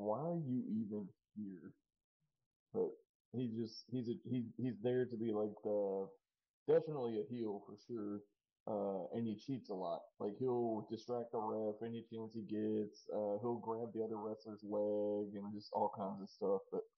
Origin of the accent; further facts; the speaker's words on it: New Caney, Texas, United States; I'm from New Caney